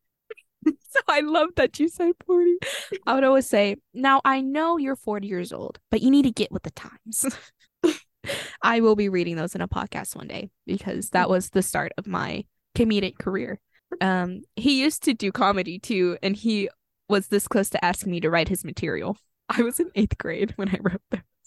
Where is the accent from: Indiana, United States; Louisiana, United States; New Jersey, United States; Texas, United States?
Texas, United States; being a Texan